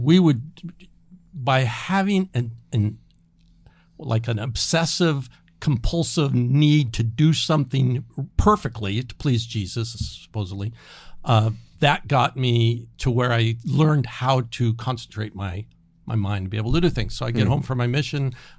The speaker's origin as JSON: {"language": "English", "town": "Los Angeles", "region": "California", "country": "United States", "tie": "born or raised there", "said": "So, you know, life's good growing up in Los Angeles in the church. It was really great."}